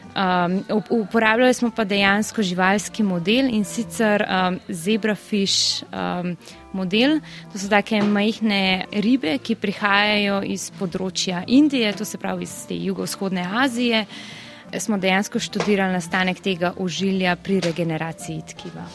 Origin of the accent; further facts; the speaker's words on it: Upper Carniola, Slovenia; moved away as an adult; now in Bern, Switzerland; prihajam iz Gorenske